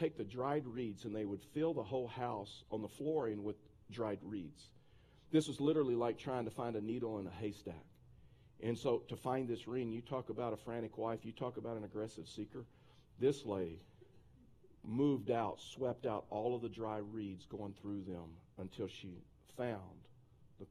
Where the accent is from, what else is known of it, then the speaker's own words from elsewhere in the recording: Texas, United States; moved away; I'm a Texan